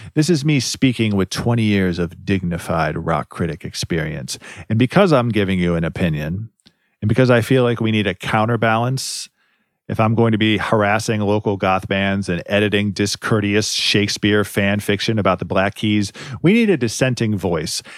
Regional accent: Ohio, United States; moved away; I'm from Ohio. We Ohioans got to stick together

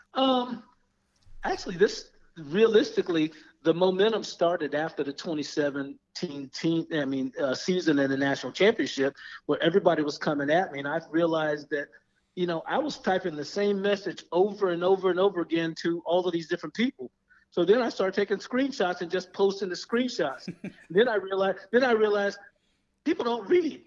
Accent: Daytona Beach, Florida, United States; also born or lived in Seattle / Texas; now in Orlando, United States; I'm from Daytona Beach uh, originally

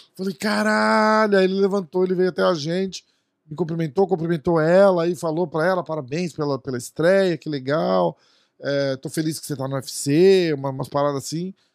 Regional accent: Brazil; a gente é do Brasil

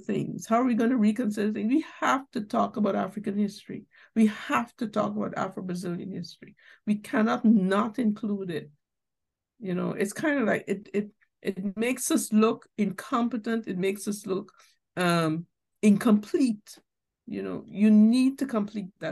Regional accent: Guyana; I'm from Guyana.

